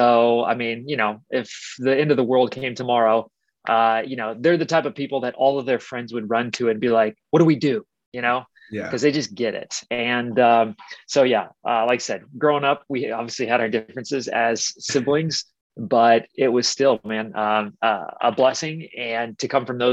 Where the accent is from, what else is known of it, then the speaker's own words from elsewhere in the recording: Wichita, Kansas, United States; I grew up in Wichita, Kansas, which is, you know, it's the biggest city in Kansas